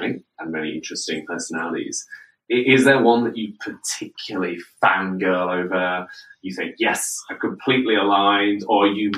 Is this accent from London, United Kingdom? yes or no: yes; London, United Kingdom; as a Londoner